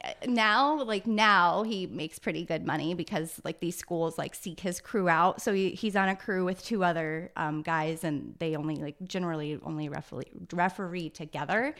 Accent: Lutz, Iowa, United States; born and raised in Lutz, Iowa, so about twenty minutes south of here

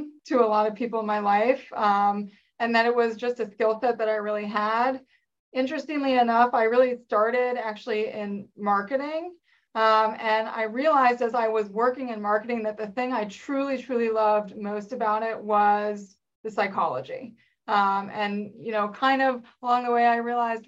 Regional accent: Northern Virginia, United States; I grew up in the Northern Virginia area, just outside of DC.

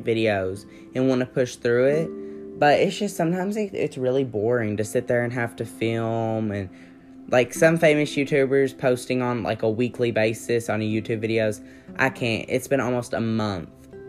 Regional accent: Kentucky, United States; I'm from Kentucky

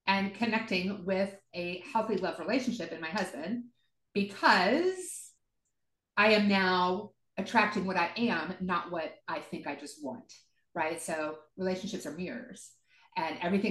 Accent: the South, United States; I grew up in the South, so born again Christians

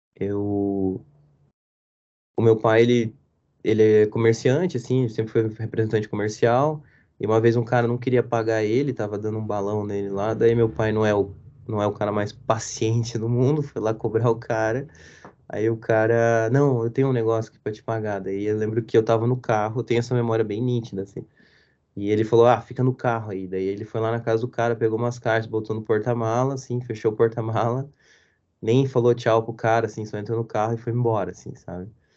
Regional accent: Curitiba, Paraná, Brazil; eu cresci aqui em Curitiba

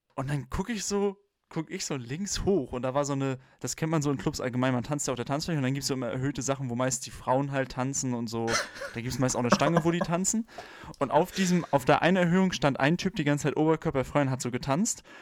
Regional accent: Germany; where you come from. Und dann habe ich halt geantwortet, Germany

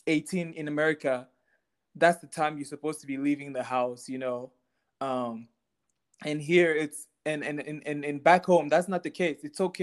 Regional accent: Texas, United States; I mean, I grew up in Texas playing a lot of soccer.

